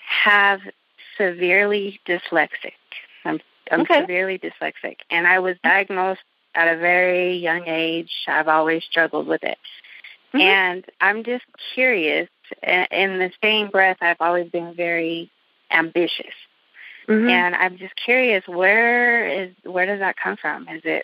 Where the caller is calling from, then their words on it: Aurora, Colorado, United States; Aurora, Colorado.